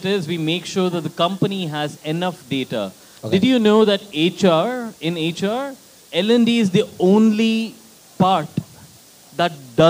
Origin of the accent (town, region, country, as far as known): Bangalore, Karnataka, India; moved away as an adult; also born or lived in Manila, Philippines; now in Philippines